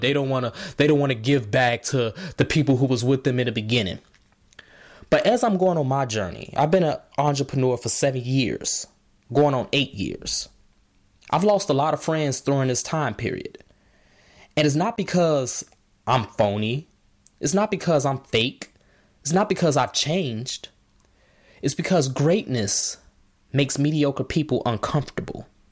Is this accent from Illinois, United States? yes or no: yes; Markham, Illinois, United States; I'm from Chicago. Markham